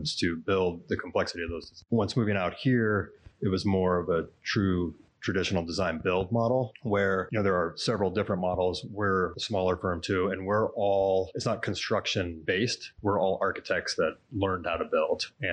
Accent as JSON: {"language": "English", "region": "California", "country": "United States", "moved": "as an adult", "lives_now": "Arizona, United States", "said": "I'm from California"}